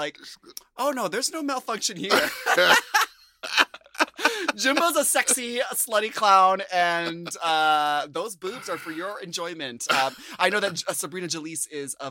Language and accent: English; United States; as an American